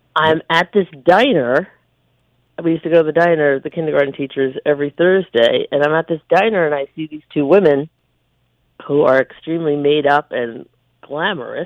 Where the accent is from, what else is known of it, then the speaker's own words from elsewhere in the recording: Farmingdale, New York, United States; we grew up in Farmingdale